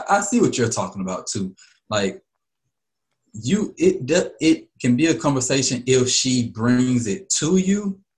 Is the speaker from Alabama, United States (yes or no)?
yes; Alabama, United States; So I'm from Alabama, man.